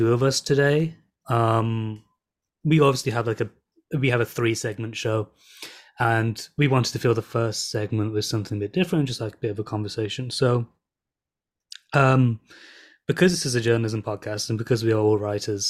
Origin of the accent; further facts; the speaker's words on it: England, United Kingdom; also born or lived in Birmingham / London; I'm from Birmingham and London.